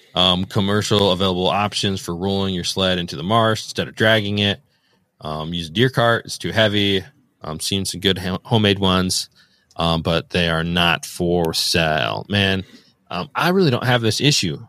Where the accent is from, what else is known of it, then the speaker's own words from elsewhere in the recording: Northern Indiana, United States; I'm from Northern Indiana